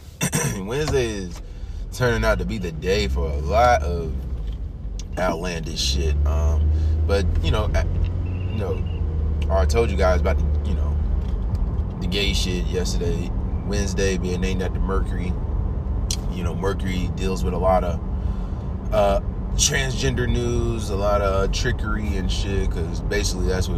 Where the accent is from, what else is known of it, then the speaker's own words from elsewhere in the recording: United States; I'm still an American